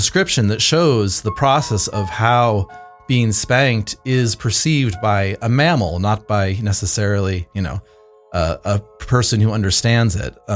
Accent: Bay Area, California, United States; now in Vancouver, Canada; I grew up in the Bay Area.

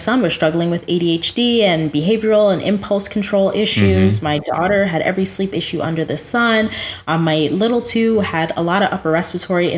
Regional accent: New Jersey, United States; now in West Palm Beach, United States; Well, I grew up in New Jersey. I'm very much a Jersey girl.

